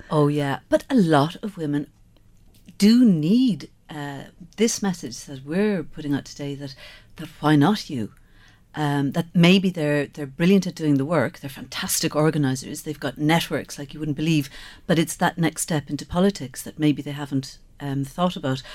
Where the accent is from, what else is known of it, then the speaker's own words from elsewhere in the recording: Skibbereen, Munster, Ireland; I grew up in Skibbereen.